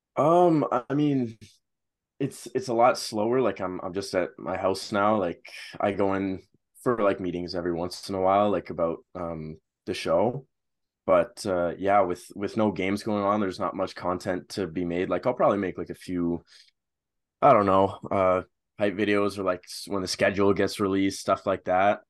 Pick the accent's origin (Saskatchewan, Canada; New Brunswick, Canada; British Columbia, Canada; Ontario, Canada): Ontario, Canada; Ottawa; I'm from Ottawa